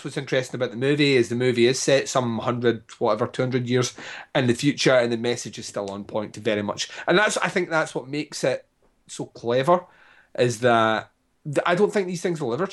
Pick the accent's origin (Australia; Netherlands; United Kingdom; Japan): United Kingdom; Scotland